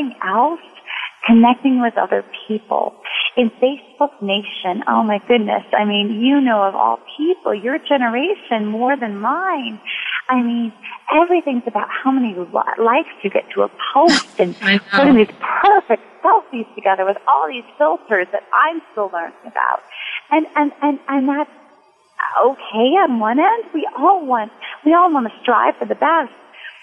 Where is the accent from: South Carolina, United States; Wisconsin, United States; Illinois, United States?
Wisconsin, United States; moved away as an adult; also born or lived in New York; I worked for my local paper growing up in Wisconsin